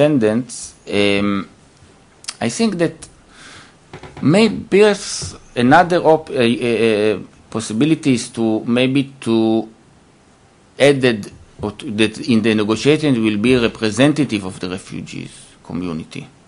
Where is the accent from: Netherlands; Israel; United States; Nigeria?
Israel; I was born in Israel